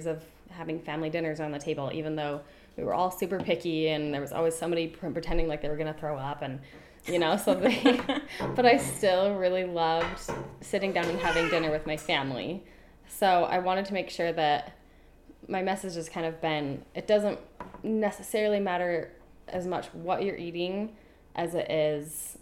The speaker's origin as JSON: {"language": "English", "area": "south of Provo and Springville", "region": "Utah", "country": "United States", "tie": "born or raised there", "said": "so I grew up in Utah, mostly. I grew up kind of south of Provo and Springville and lived there for most of my life."}